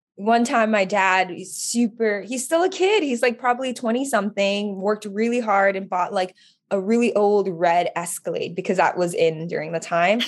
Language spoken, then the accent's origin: English; Oahu, Hawaii, United States; now in California, United States; I grew up in, born and raised in Oahu